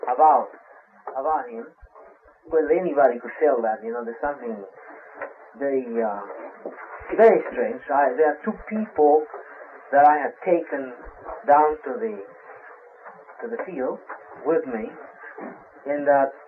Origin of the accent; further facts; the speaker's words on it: Brazil; moved away; I'm from Brazil. I was born in Brazil. My grandparents are Italian